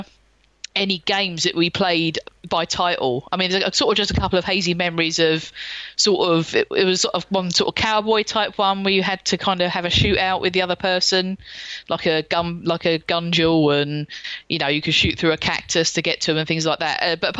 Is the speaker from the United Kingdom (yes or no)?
yes; London, United Kingdom; born or raised there